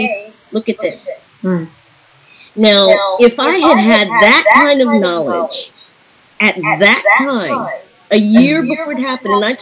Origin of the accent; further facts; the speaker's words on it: New York, United States; moved away as an adult; I'm a New Yorker